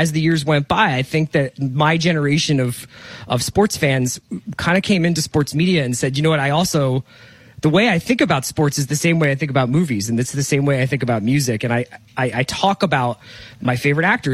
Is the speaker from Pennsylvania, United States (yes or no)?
yes; Philadelphia, Pennsylvania, United States; I'm from Philadelphia, so a lot of the Philadelphia sports teams raised me